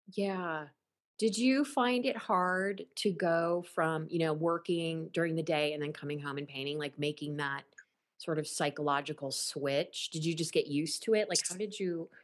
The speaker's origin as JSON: {"language": "English", "region": "Ohio", "country": "United States", "also_born_or_lived": "Los Angeles", "moved": "as an adult", "said": "when I first moved to Los Angeles in 93 um, or 92, um, you know, people, they knew I was from Ohio."}